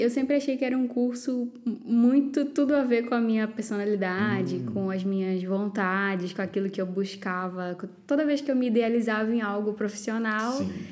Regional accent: Igarapé-Miri, Pará, Brazil; accent: chiado (mistaken for carioca); moved away; eu sou paraense

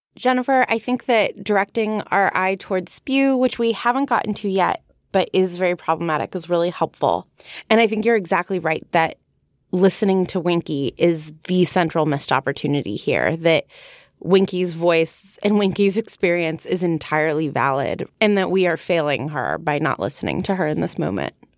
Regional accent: United States; I'm from America

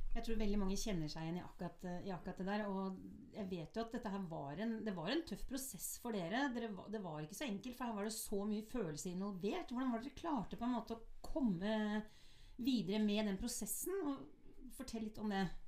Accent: Oslo, Norway; jeg er jo født og oppvokst i Oslo

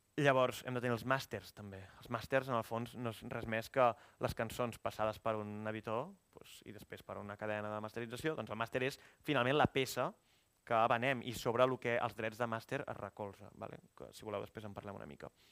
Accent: Igualada, Catalonia, Spain; moved away as an adult; also born or lived in Barcelona; vaig anar a Igualada, que és d'on soc, vaig estar vivint 7 o 8 mesos a casa de la meva mare

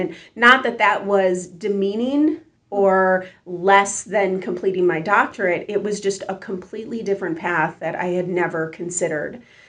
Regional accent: Niagara Falls, New York, United States; I grew up middle class in Western New York, in Niagara Falls, New York. My parents were first generation American

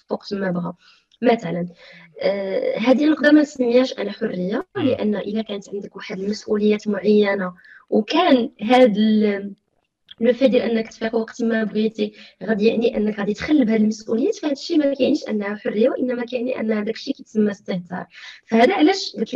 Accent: Morocco; الارث القيمي ديالنا حنا كمغاربه فعندنا واحد الارث كبير

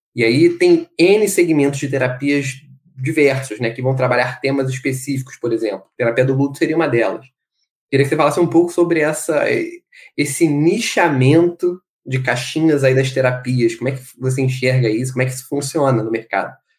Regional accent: Brazil; sobretudo sendo brasileiro como nós somos

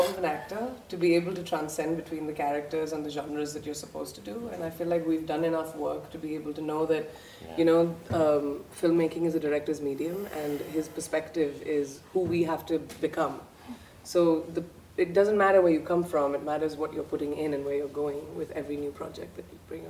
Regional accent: India; growing up in India

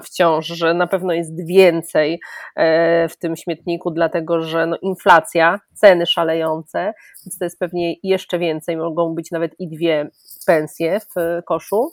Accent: Greater Poland, Poland; jestem z Wielkopolski, moja babcia, moja cała rodzina jest z Wielkopolski

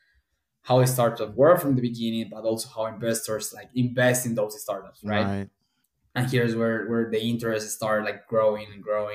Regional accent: Colombia; moved away as an adult; also born or lived in Nantes, France / Boston, United States; now in New York City, United States; I'm from Colombia. I'm an industrial engineer back home

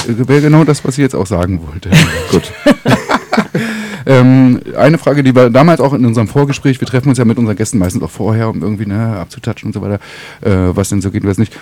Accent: Northern Germany, Germany; Ich versuche als Norddeutscher

